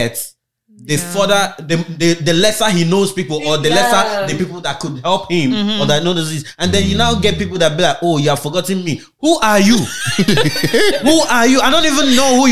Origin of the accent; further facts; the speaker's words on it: Edo, Nigeria; moved away; Edo State.